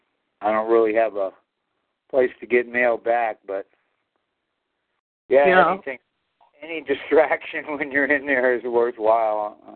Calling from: Colorado, United States

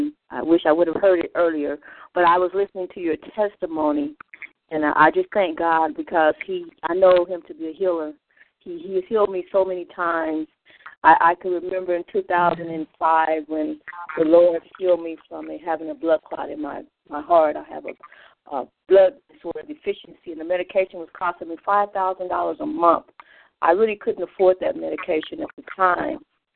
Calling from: Phoenix, Arizona, United States; I'm calling in from Phoenix, Arizona.

